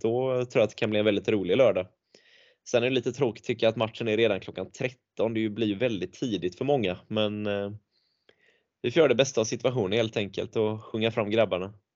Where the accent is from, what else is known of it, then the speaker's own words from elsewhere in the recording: Tvååker, Halland County, Sweden; jag är från Tvååker